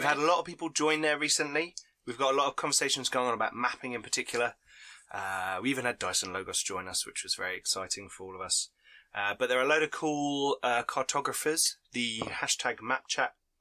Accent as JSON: {"language": "English", "country": "United Kingdom", "said": "we're British"}